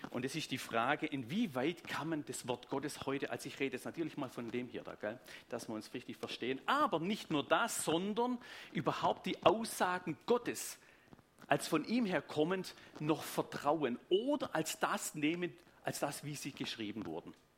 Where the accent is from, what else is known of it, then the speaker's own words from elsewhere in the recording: Tübingen, Baden-Württemberg, Germany; accent: Swabian; Sonst wäre es einfach Schwäbisch. Ich komme aus Tübingen